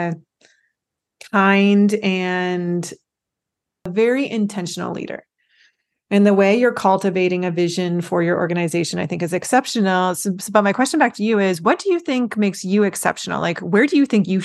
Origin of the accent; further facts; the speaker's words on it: Midwest, United States; I come from the Midwest because we have a lot of windmills